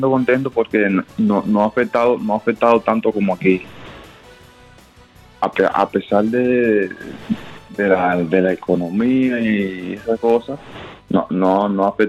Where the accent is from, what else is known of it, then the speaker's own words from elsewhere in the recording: Dominican Republic; Y eso, eso a, uno le molesta, como dominicano.